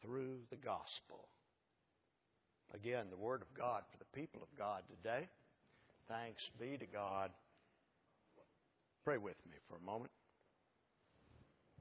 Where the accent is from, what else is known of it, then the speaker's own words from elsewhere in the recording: Allen, Texas, United States; that interesting little town up there that I claim is my hometown